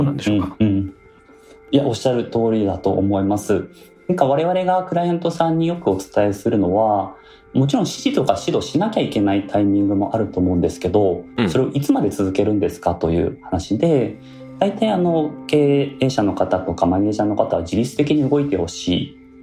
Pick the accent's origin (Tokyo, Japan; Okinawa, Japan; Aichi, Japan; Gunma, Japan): Tokyo, Japan; 私自身は東京生まれなんですけどルーツは大分の臼杵という城下町